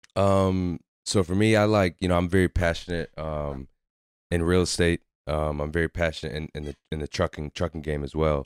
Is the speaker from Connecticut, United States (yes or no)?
yes; Waterbury, Connecticut, United States; moved away as an adult; we grew up in Waterbury, so we grew up playing basketball together